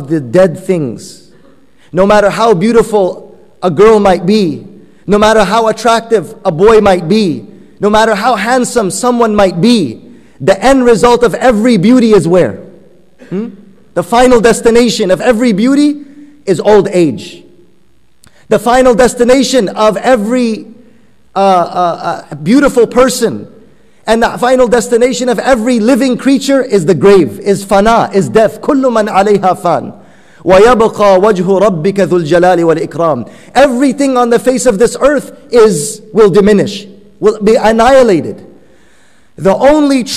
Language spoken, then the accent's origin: English; Afghanistan; first language Persian; English is a second language; moved away; I'm originally from Afghanistan, so Persian is my mother tongue